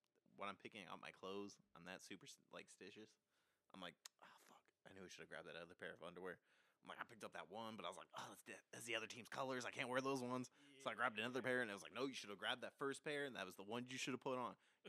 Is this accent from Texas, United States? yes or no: no; Anaheim, California, United States; now in Arizona, United States; I'm from Anaheim, of all places.